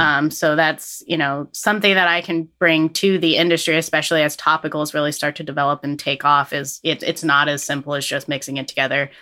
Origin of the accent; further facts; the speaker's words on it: Fairfax, Vermont, United States; coming back to my home roots, I grew up in Fairfax